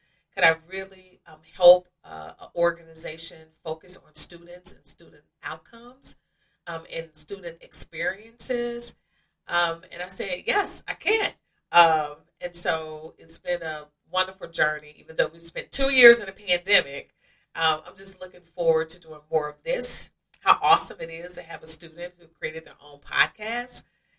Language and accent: English; Oxford, Mississippi, United States; also born or lived in Akron / Columbus / Saginaw / Cleveland Heights; Yes, I moved from Akron, Ohio to Columbus to Saginaw, Michigan to Cleveland Heights, Ohio, and then back to Columbus. And I'm from Mississippi, from Oxford, Mississippi.